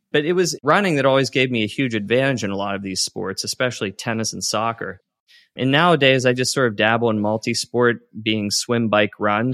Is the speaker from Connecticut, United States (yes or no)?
no; Western Pennsylvania, United States; I grew up in Western Pennsylvania